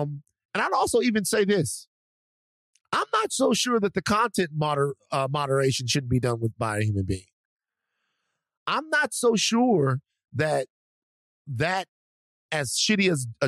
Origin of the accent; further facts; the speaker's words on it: Louisiana, United States; but I'm country. I'm from Louisiana, and I don't trust them.